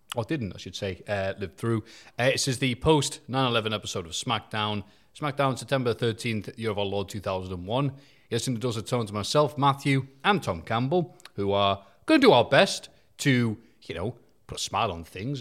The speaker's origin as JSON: {"language": "English", "country": "United Kingdom", "said": "being a Brit"}